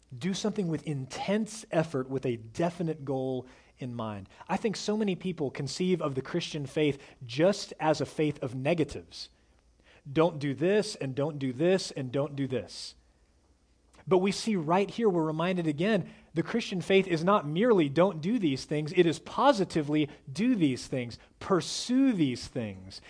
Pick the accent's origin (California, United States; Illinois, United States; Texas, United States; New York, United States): Texas, United States; Dallas; I was raised in North Dallas, in one of the wealthiest parts of North Dallas.